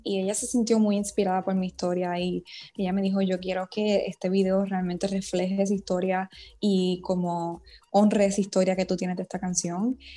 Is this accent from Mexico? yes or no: no; Puerto Rico; la primera mujer puertorriqueña en protagonizar una serie original de YouTube